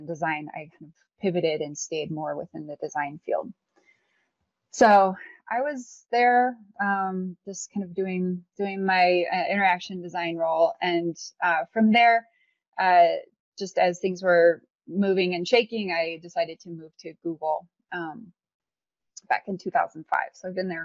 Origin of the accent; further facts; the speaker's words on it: Illinois, United States; moved away; also born or lived in St. Louis, Missouri; I was born in St. Louis, but raised in Illinois most of my life.